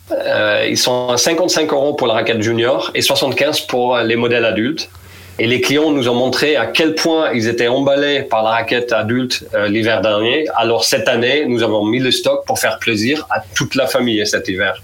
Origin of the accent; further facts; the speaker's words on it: Netherlands; French is a second language; moved away as an adult; je suis néerlandais